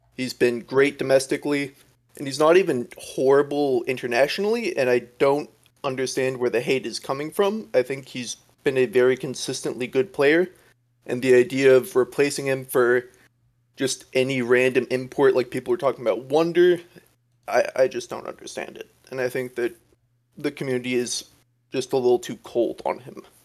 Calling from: California, United States; calling from California

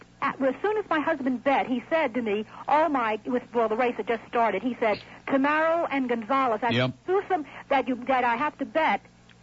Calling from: Hallandale, Florida, United States; And I'm from Hallandale, even though I'm calling you on a Dade number.

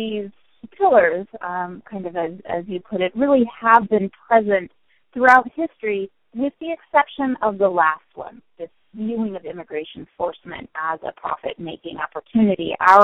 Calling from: Stony Brook, New York, United States; I am calling in from Stony Brook University.

